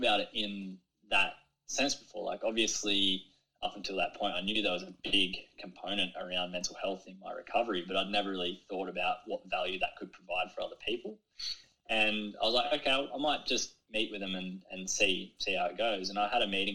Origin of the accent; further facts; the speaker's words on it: Kiama, New South Wales, Australia; growing up in Kiama around the ocean is something that has really shaped me